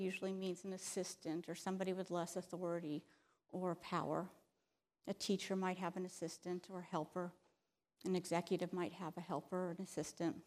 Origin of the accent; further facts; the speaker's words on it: Florida, United States; I'm from Florida